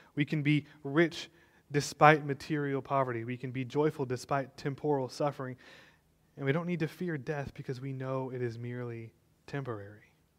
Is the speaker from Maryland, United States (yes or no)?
no; Texas, United States; I know you're all proud to be a Texan. I am too. I was born and raised